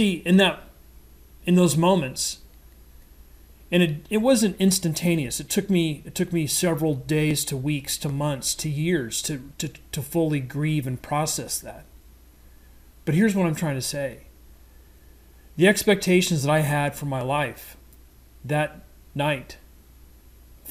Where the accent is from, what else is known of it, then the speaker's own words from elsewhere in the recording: Midwest, United States; I'm a Midwesterner, grew up on red meat and potatoes